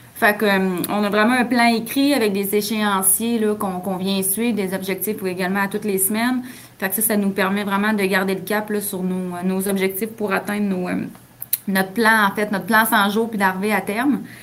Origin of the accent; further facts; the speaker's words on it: Saint-Raymond, Quebec, Canada; les deux, on vient de Saint-Raymond-de-Portneuf